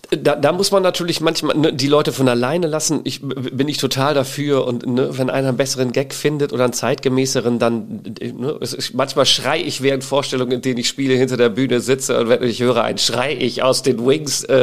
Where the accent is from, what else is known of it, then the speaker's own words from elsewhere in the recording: Emden, Lower Saxony, Germany; now in Klagenfurt, Austria; Ich komme ähm, aus Emden, ja, Ostfriese.